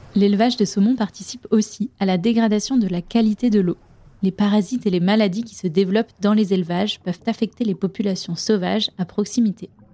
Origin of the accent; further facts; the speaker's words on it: France; chez nous, en France